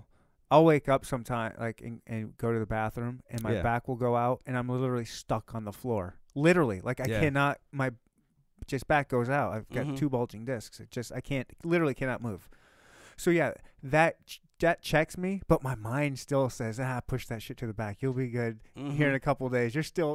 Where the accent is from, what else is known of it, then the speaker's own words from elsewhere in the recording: Michigan, United States; I actually like the cold. I was born and raised in Michigan. Cold don't faze me.